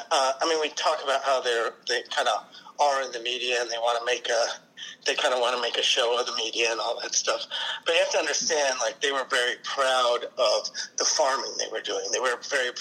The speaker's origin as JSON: {"language": "English", "town": "Seattle", "region": "Washington", "country": "United States", "said": "I am from Seattle"}